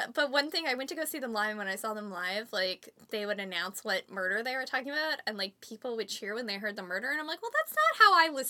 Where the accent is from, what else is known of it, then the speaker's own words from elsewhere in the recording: Canada; they recognize I'm Canadian.